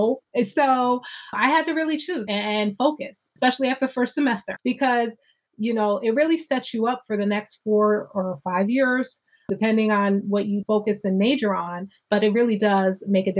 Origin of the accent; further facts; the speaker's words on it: New Jersey, United States; I'm from Jersey